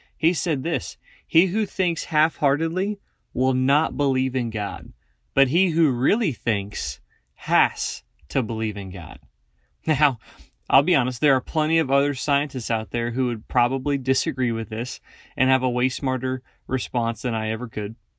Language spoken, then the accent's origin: English; Northeast Kansas, United States; moved away as an adult; now in Wyoming, United States; I grew up in Northeast Kansas, and I now work for Stumo